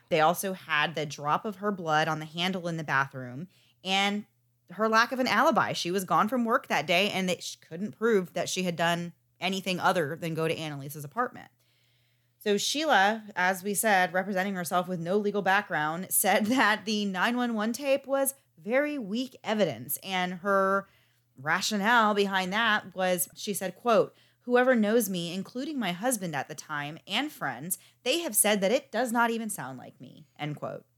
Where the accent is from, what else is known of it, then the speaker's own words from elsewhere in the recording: United States; I am from the United States